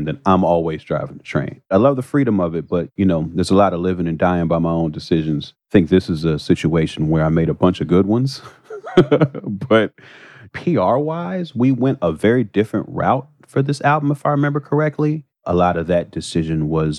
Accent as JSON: {"language": "English", "town": "Chicago", "region": "Illinois", "country": "United States", "tie": "born or raised there", "said": "I got bused from the South Side to the North Side."}